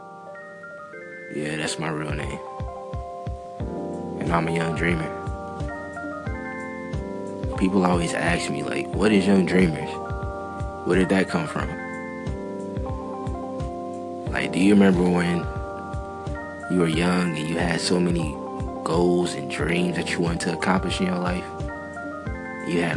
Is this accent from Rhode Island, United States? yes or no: no; Minneapolis, Minnesota, United States; I was born in North Minneapolis. And it really wasn't that much positivity around there